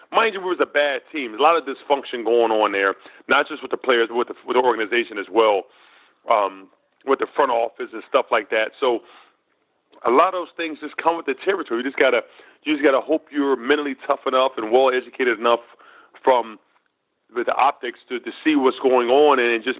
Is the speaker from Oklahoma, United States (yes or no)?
no; Philadelphia, Pennsylvania, United States; That was a great experience for me to play in my hometown.